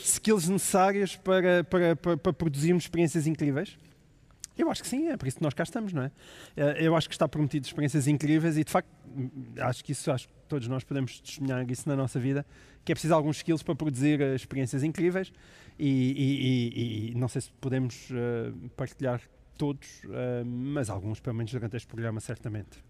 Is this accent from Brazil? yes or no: no; Alentejo, Portugal; moved away as an adult; now in Lisbon, Portugal; Uma vez alentejano, nunca deixamos de ser